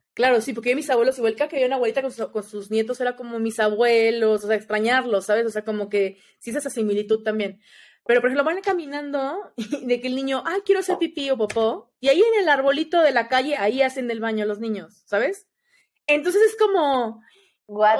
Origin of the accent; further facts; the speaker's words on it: Mexico; soy de México